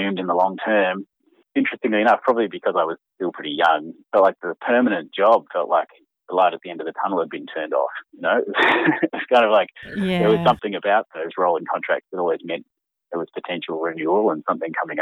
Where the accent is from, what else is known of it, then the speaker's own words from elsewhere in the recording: Canberra, Australian Capital Territory, Australia; I started as a kid growing up in Canberra